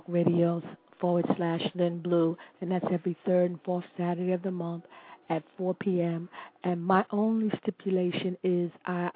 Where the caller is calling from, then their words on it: Ardmore, Pennsylvania, United States; I'm calling from Pennsylvania, Ardmore, Pennsylvania.